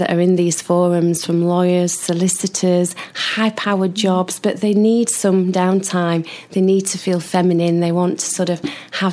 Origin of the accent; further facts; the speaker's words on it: Sheffield, Yorkshire and the Humber, United Kingdom; I'm from Sheffield.